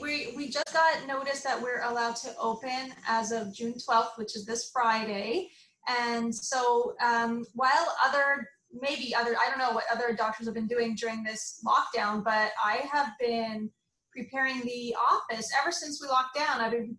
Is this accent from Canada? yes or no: yes; Montreal, Quebec, Canada; also born or lived in Saudi Arabia / Ghana; and then finally we settled back in Montreal, Canada. Yay. And then I grew up in Montreal from then on, from high school onwards, did my all my training at McGill, and then I moved to Toronto and then to here.